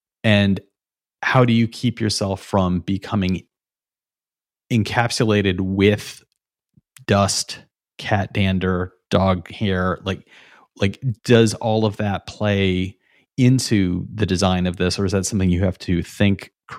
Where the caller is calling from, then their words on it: Brooklyn, New York, United States; You know, I'm talking from Brooklyn, New York.